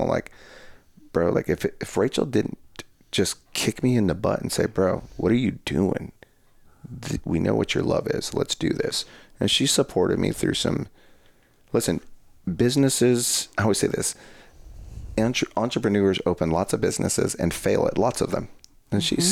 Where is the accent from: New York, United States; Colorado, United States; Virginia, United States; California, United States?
Colorado, United States; moved away; my hometown in Colorado is we're on the border of the New, we're on the border of New Mexico, so the town I come from is very small